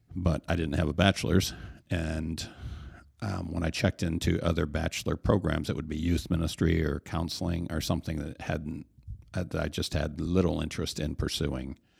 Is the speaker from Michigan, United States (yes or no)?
yes; Hastings, Michigan, United States; I grew up here in the Hastings area